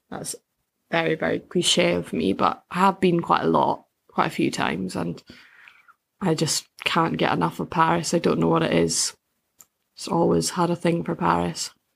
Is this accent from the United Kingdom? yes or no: yes; Bankfoot, Scotland, United Kingdom; moved away as an adult; now in Edinburgh, United Kingdom; I grew up in a little village outside of Perthshire called Bankfoot